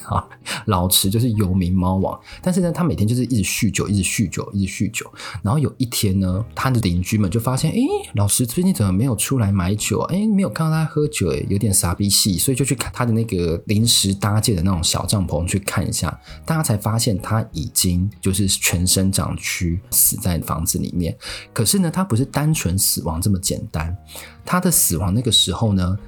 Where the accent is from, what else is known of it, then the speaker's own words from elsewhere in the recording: Taiwan; 我们台湾人